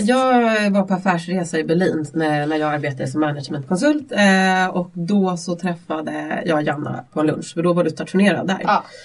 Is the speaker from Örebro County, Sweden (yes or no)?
no; Vallentuna, Stockholm County, Sweden; jag växte upp i Vallentuna ute på landsbygden